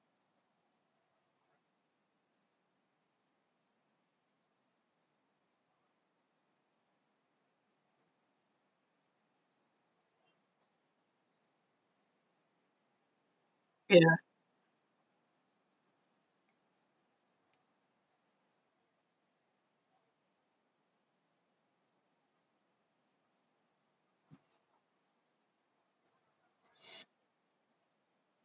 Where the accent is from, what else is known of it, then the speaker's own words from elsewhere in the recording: United States; I'm from the States, so we say Call of Duty.